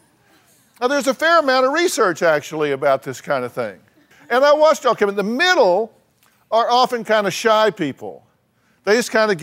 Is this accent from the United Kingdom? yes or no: no; Texas, United States; I'm from Texas